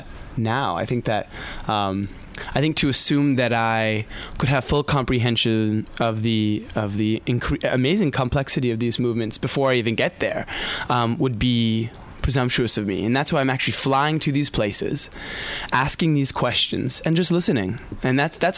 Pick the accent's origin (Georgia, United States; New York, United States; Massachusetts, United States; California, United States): California, United States; Southern; moved away; I grew up in Southern California